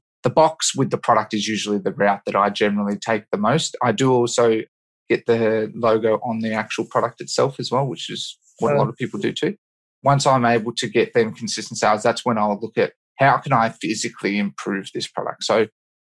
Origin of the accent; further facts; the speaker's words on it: Australia; I'm from Australia.